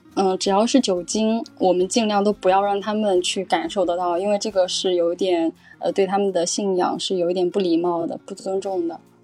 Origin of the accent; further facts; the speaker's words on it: a small village in Jiangsu, China; moved away as an adult; also born or lived in Morocco; now in Macau, China; 身在江苏的一个小乡村，其实我也算是乡下小女孩了